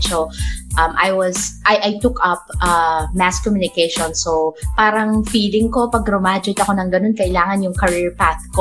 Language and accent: Tagalog; Batangas, Calabarzon, Philippines; But we're all, all originally from Batangas.